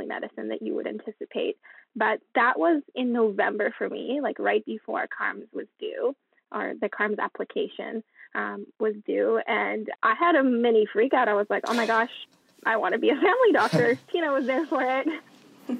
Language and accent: English; Vancouver, British Columbia, Canada; I'm from Vancouver. For the past 4 years, I've been living in my parents' basement